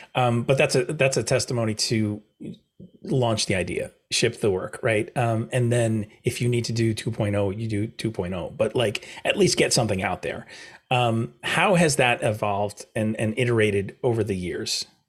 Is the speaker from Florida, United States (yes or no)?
no; New York, United States; I'm a New Yorker